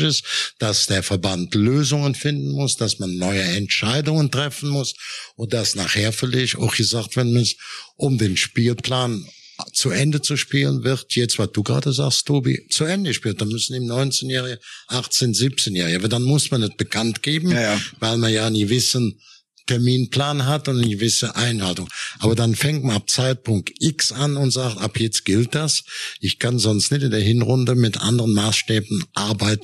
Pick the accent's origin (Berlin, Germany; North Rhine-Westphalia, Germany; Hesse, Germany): North Rhine-Westphalia, Germany; Cologne area; ich bin ja im Kölner Raum auch geboren.